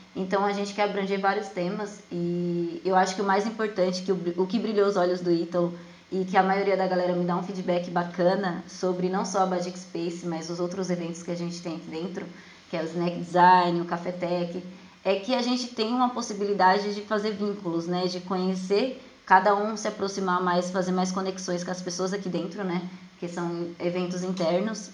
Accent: Jandira, São Paulo, Brazil; eu sou de Jandira, São Paulo

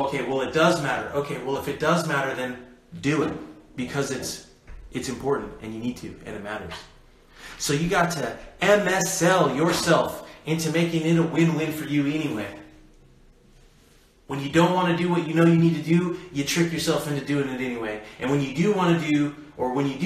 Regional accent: United States; I was born in America.

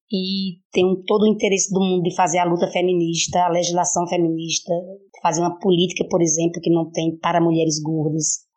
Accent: Recife, Pernambuco, Brazil; eu sou da cidade do Recife, sou, sou vereadora da cidade do Recife.

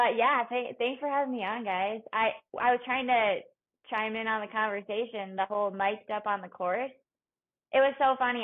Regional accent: Minnesota, United States; moved away as an adult; also born or lived in Colorado; the University of Minnesota because it was my hometown

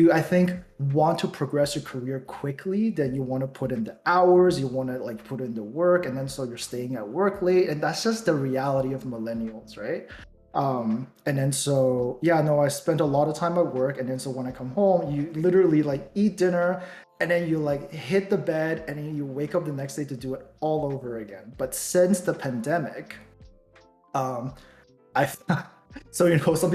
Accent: Toronto, Ontario, Canada; also born or lived in Taiwan; I was born in Taiwan. You know, I moved to Toronto at a very young age. I've been in Toronto since then. Went to school here and everything

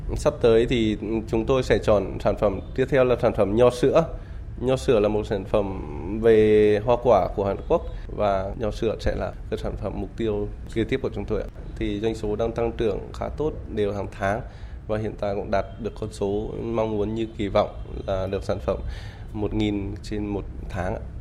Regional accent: Vietnam; now in Hanoi, Vietnam

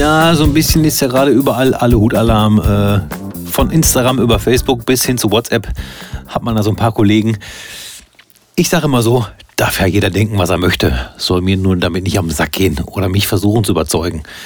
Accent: Soest, North Rhine-Westphalia, Germany; ich komme ja aus Soest und nicht Söst

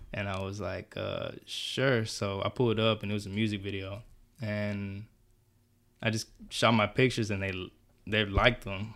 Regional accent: Stafford, Texas, United States; born or raised there; also born or lived in Houston, Texas / Honduras (mother's origin)

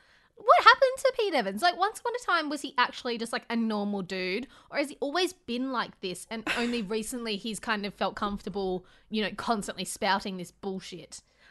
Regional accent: India; And as an Indian woman, I will continue to give no fucks about him

